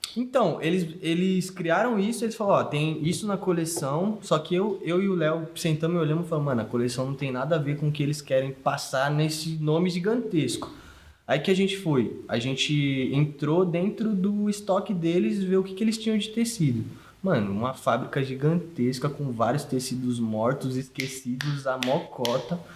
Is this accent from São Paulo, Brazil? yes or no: yes; Sorocaba, São Paulo, Brazil; also born or lived in Diadema, São Paulo; eu não nasci em Sorocaba, eu nasci em São Paulo, de Diadema. Aí meu pai, tipo, teve uma condição de uma empresa que convidou ele para vir para cá